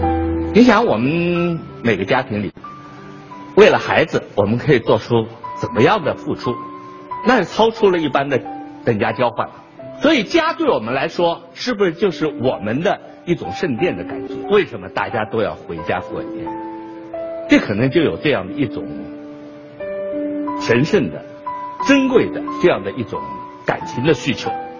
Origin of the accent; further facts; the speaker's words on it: China; 这个感受对我们中国人来说至高无上，